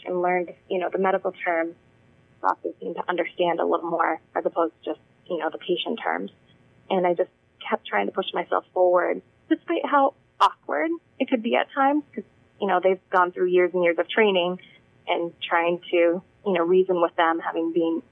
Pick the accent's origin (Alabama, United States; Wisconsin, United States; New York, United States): Wisconsin, United States; now in Massachusetts, United States; I grew up in Wisconsin